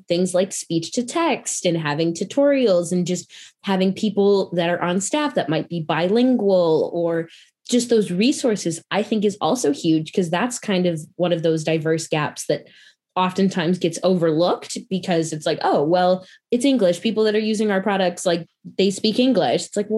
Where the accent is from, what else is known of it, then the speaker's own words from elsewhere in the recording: Midwest, United States; also born or lived in North Carolina; I'm from the Midwest. I have a pretty basic accent, except there's certain words, like when I say Chicago, people are like, oh, now I hear the accent. But I went to school in North Carolina.